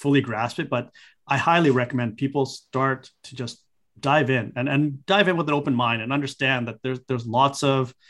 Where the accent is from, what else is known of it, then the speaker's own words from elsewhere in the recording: Vancouver, British Columbia, Canada; Vancouver because that's my hometown